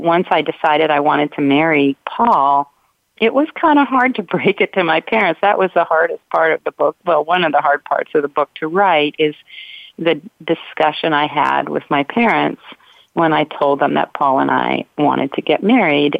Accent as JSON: {"language": "English", "region": "Ohio", "country": "United States", "tie": "born or raised there", "moved": "yes", "said": "I grew up in Ohio in a in a very white bread community"}